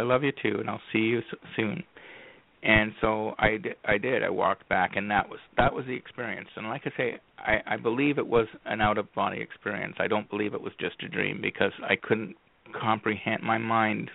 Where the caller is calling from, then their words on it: Madoc, Ontario, Canada; I'm calling from Medoc, Ontario, Canada, which is a small town in between the big cities of Toronto and Ottawa